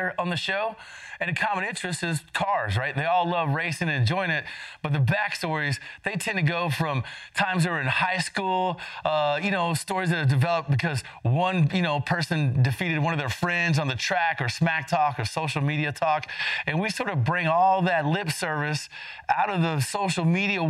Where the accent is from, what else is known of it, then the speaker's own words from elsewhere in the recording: Denver, Colorado, United States; I'm from Denver